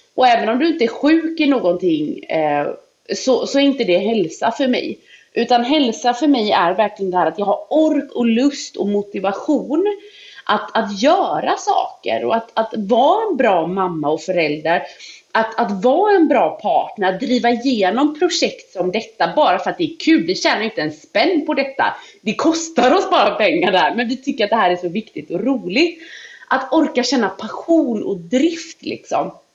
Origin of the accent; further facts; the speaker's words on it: Gullholmen, Västra Götaland, Sweden; jag kommer ju från Gullholmen liksom. Där var det, vad ska man säga, det riktigt biter tag i en på vårkanten. Japp. Tänk dig, du vet när jag växte upp, vi hade inte rinnande vatten